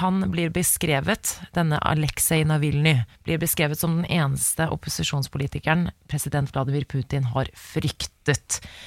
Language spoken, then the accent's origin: Norwegian; Oslo, Norway; Jeg er uh, fra Oslo